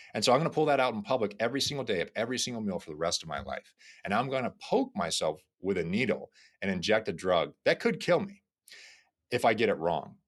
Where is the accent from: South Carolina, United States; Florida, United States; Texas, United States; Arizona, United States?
Florida, United States; I grew up in Florida